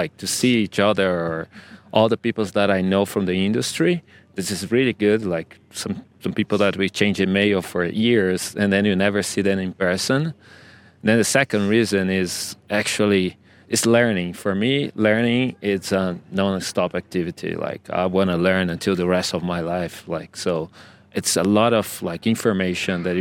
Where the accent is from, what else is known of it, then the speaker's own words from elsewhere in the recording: Brazil; I'm from Brazil, based in Brazil, but travel all over to film stories